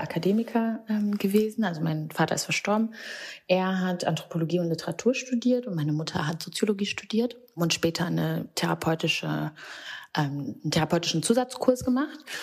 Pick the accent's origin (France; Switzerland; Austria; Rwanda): Rwanda; moved away; Ich bin in Rwanda ähm, geboren und aufgewachsen